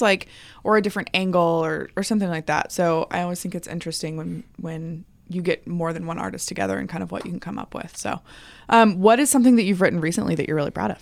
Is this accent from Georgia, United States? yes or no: yes; Atlanta, Georgia, United States; I'm from a bigger city. I'm from Atlanta.